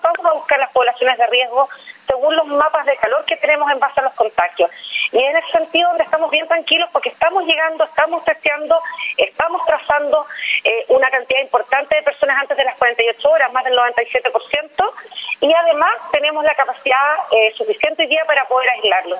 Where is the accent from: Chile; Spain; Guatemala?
Chile; Magallanes and Chilean Antarctica; soy magallánica